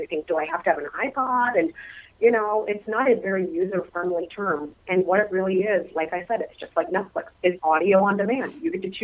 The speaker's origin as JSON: {"language": "English", "region": "Minnesota", "country": "United States", "tie": "born or raised there", "said": "my home state of Minnesota. I am a native"}